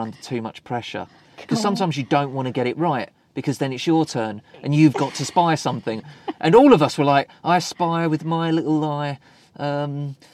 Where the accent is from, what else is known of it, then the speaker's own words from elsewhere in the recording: United Kingdom; I'm British.